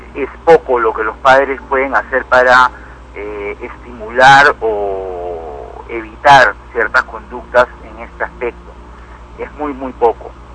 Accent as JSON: {"language": "Spanish", "country": "Peru", "said": "Imagínate un país como el Perú, en el que todavía estamos tan subdesarrollados"}